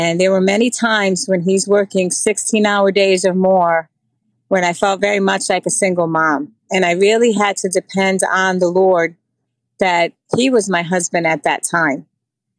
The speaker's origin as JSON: {"language": "English", "town": "New York City", "region": "New York", "country": "United States", "tie": "born or raised there", "also_born_or_lived": "Puerto Rico", "said": "I grew up in New York City. I actually came here to New York in fourth grade from Puerto Rico. So I lived in the Bronx until after college"}